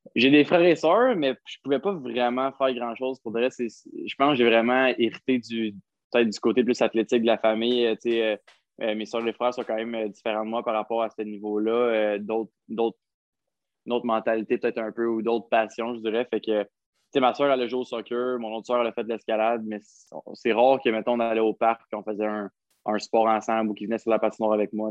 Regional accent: Gatineau, Quebec, Canada; j'ai grandi à Gatineau

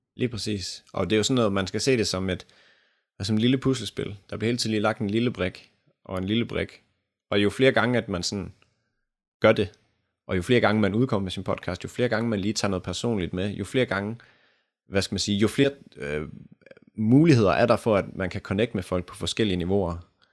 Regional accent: Denmark; vi danskere

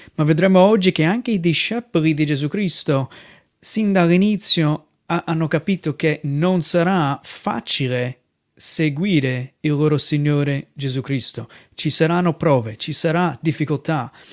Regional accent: United States; Italian is a second language; moved away as an adult; also born or lived in Venice Mestre, Italy; now in Mestre, Italy; vengo dagli Stati Uniti

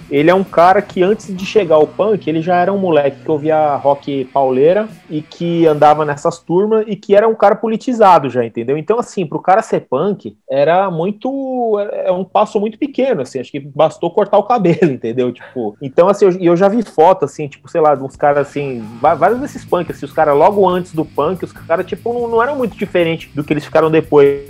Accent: São Paulo, Brazil; also born or lived in Goiânia; Nasci em São Paulo e morei aqui a vida inteira, fora um ano que eu morei em Goiânia quando era criança

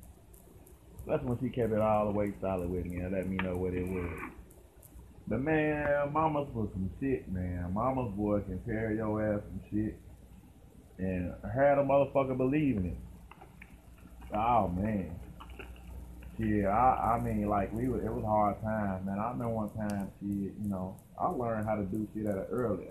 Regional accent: Dayton, Ohio, United States; accent: country; I had that little country kind of accent. I'm from Dayton, Ohio

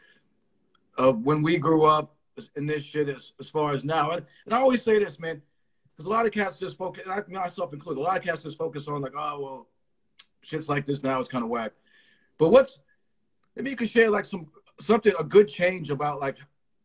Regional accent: Connecticut, United States; I'm from Connecticut.

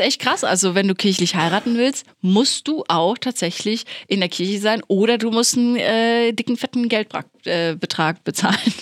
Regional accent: Plettenberg, North Rhine-Westphalia, Germany; accent: Ruhrpott slang; das Sauerland, wo ich herkomme, Plettenberg, liegt ja schon eher so Richtung Ruhrpott gelegen. Deswegen habe ich ja auch so ein bisschen diesen Slang manchmal drin

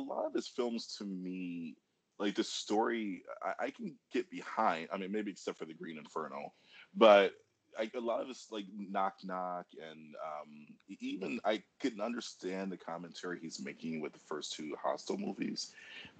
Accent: Detroit, Michigan, United States; I'm from Detroit

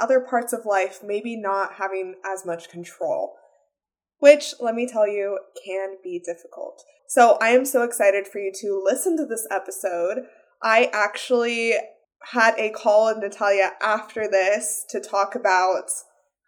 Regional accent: Las Vegas, Nevada, United States; I'm from Las Vegas

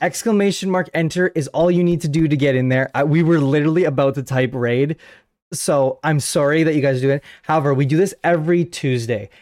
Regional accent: Canada; I am a Canadian podcaster

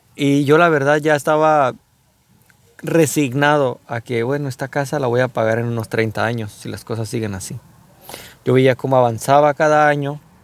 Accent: Mexico; como mexicanos

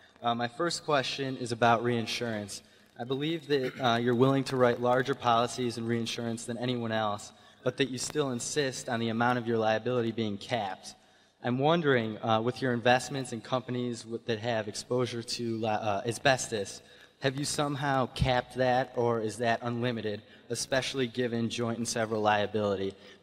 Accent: Ann Arbor, Michigan, United States; I'm from Ann Arbor, Michigan.

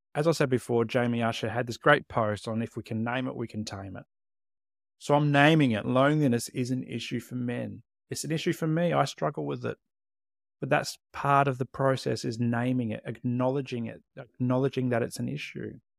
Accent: Adelaide, South Australia, Australia; moved away as an adult; also born or lived in Tasmania / Queensland / Canberra / Hobart; grew up in Adelaide, South Australia, but since two thousand six, I've lived in the Australian capital territory

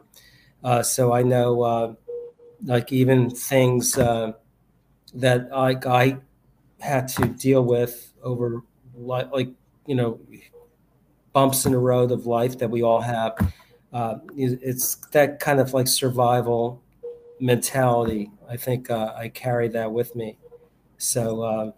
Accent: New York City, New York, United States; I grew up in New York City, grew up in the Bronx

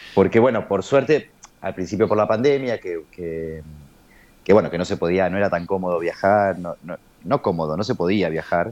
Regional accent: Argentina; como argentinos, latinoamericanos

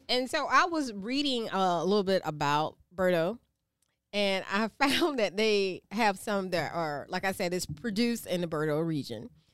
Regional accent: the South, United States; accent: Geechee; I'm from the South

